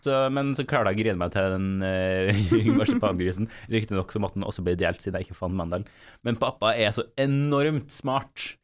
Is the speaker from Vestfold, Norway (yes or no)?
no; Trondheim, Trøndelag, Norway; jeg er fra Trondheim